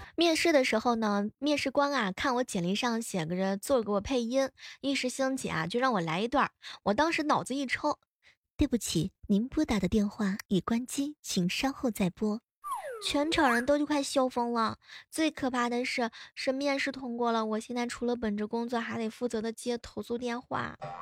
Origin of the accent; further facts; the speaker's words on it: Xuzhou, Jiangsu, China; 代表我们徐州